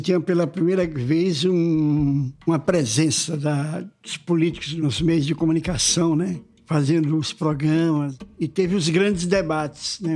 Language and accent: Portuguese; Sergipe, Brazil; moved away as an adult; now in Rio de Janeiro, Brazil; eu nasci em 48, lá em Sergipe